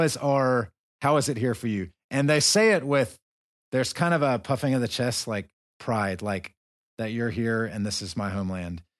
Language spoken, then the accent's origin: English; the South, United States; moved away as an adult; I'm from the South